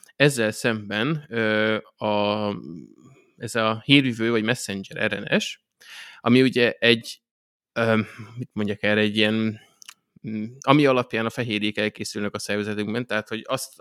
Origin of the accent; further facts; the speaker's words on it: Hungary; magyarok királyok vagyunk, ez kicsit az én nóbelem is, mert hozzáthettem magamat azzal, hogy ide születtem